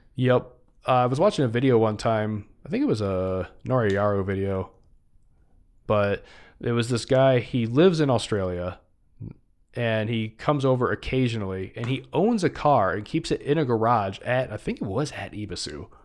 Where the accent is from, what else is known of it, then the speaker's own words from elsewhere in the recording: Michigan, United States; my home state